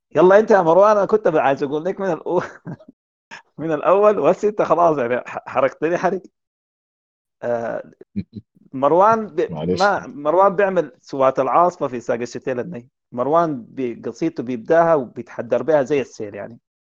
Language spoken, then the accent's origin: Arabic; Sudan; عندنا في السودان